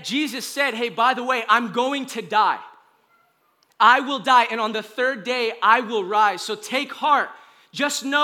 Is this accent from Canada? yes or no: no; United States; I love being an American. I do. I'm like a U.S. citizen